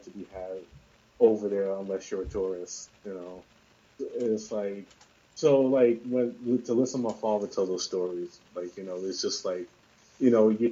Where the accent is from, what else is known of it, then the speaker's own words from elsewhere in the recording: New York City, New York, United States; I grew up all my life in New York City